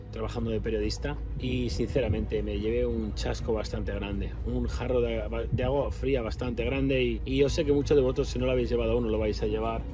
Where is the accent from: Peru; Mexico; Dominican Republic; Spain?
Spain; Community of Madrid; soy español, nací en España, en Madrid, en un, pequeño municipio del norte de Madrid.